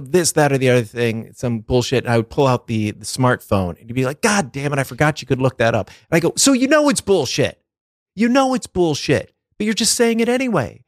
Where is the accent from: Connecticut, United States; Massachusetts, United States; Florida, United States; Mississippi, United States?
Massachusetts, United States; twenty miles from Boston; my hometown is only twenty miles from Boston